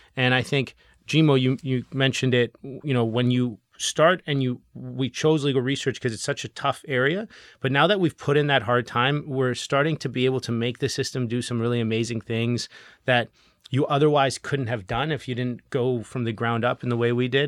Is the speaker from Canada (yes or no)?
yes; Canada; as Canadian entrepreneurs